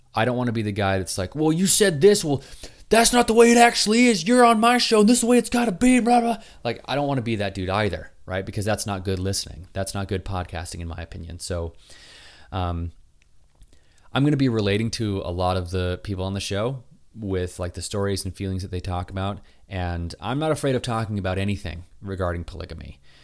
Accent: Utah, United States; moved away; I was from Utah

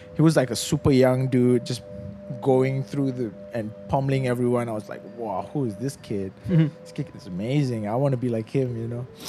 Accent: FRIM, Selangor, Malaysia; I grew up in Frim, in the forest reserve

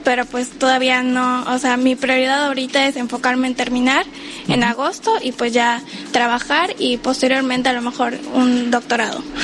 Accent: Mérida, Yucatán, Mexico; moved away as an adult; now in Cozumel, Mexico; Yo soy de Mérida, Yucatán

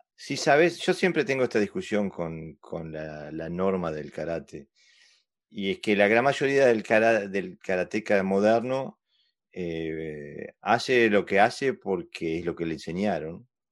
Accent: Uruguay; also born or lived in Sweden / Argentina; now in Denmark; soy uruguayo, pero hace mucho, mucho, mucho tiempo que estoy en Escandinavia

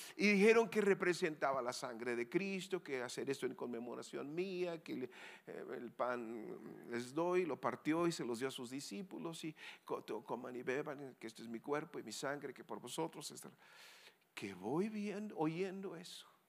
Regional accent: Sonora, Mexico; also born or lived in Querétaro; yo vengo de Sonora tierra de vaqueros y muy caliente

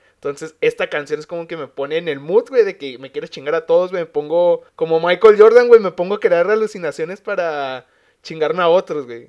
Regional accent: Mexico

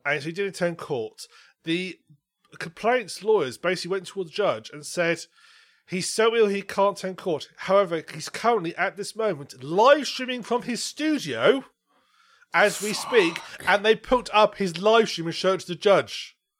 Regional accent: United Kingdom; I'm British

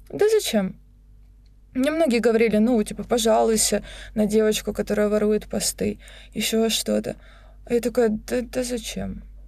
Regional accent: Rostov-on-Don, Rostov Oblast, Russia; moved away as an adult; also born or lived in Krasnodar / Moscow; now in Sochi, Russia; я же из Ростова, я уже жила в Краснодаре

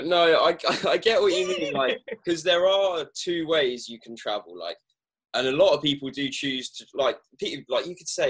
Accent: England, United Kingdom; as an English person

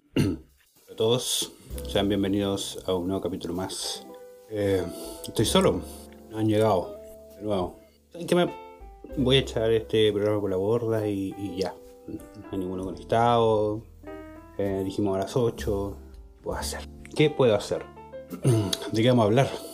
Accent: Tomé, Biobío, Chile; En Tomé, mi tierra natal

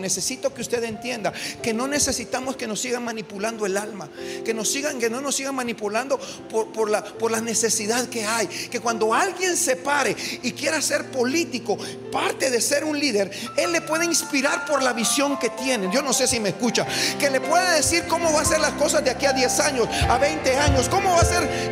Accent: Guatemala; nosotros como guatemaltecos

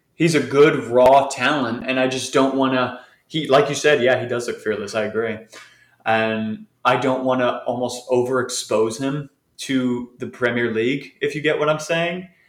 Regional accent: United States; I'm an American

